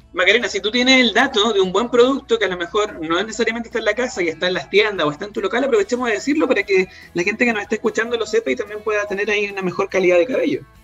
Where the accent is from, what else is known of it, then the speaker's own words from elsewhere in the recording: Chile; los chilenos, las chilenas